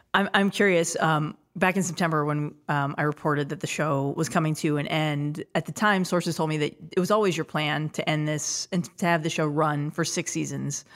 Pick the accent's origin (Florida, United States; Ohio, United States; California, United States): California, United States; Los Angeles; my hometown